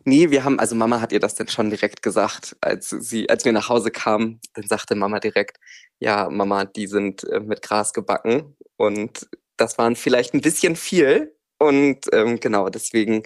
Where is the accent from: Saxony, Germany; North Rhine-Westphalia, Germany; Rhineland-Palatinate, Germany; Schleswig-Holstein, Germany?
Schleswig-Holstein, Germany; near Plön; now in Kiel, Germany; Also ich liebe mittlerweile in Kiel komme aber aus der Nähe von Plön.